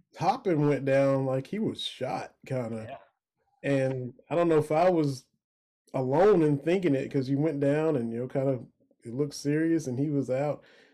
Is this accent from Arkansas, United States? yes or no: no; Lynch, Kentucky, United States; Y'all know I'm from Harlan County. Grew up in Lynch.